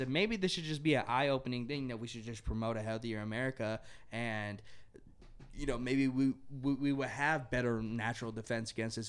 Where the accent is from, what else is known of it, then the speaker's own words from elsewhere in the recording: United States; as an American